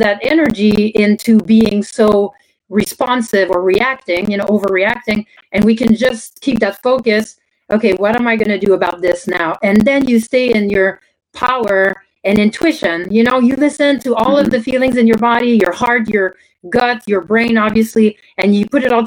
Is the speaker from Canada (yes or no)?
yes; Canada; first language French; English is a second language; moved away as an adult; now in United States; I grew up in Canada, I spoke French only